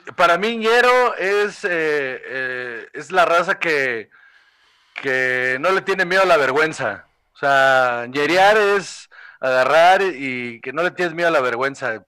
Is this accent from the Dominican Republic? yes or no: no; Guaymas, Sonora, Mexico; yo soy de Guaymas, entonces estábamos ahí en Guaymas